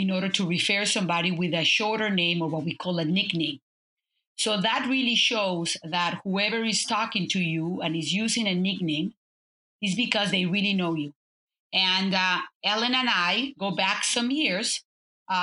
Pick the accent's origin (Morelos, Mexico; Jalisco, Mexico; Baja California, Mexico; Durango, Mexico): Morelos, Mexico; Cuernavaca; moved away as an adult; also born or lived in United States; I'm a Mexican who was raised and born in a small town, Cuernavaca.